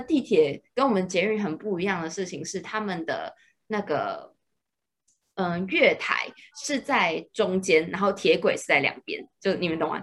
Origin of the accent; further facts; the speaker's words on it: Taiwan; 像我们是台湾人啊